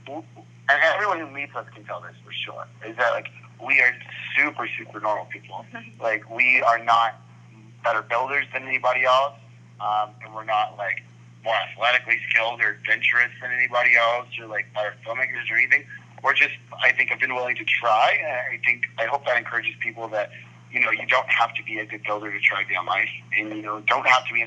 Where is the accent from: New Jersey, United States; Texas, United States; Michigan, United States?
Texas, United States; Austin; Austin's my hometown